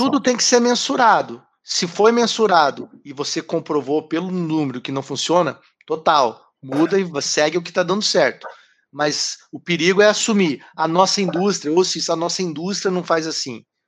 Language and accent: Portuguese; Curitiba, Paraná, Brazil; moved away; Eu sou de Curitiba